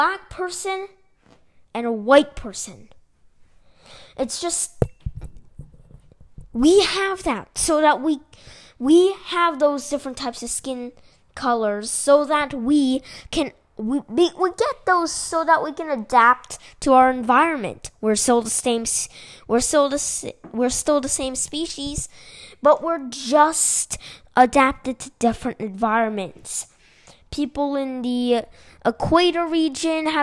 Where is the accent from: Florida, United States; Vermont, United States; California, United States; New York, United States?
California, United States; I don't come from China. I come from California